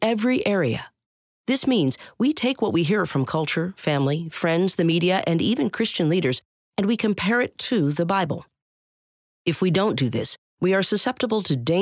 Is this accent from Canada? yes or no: yes; Canada; my home country of Canada